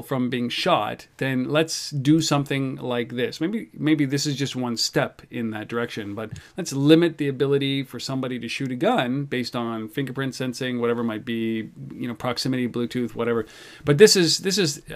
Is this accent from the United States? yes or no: no; Canada; I'm Canadian.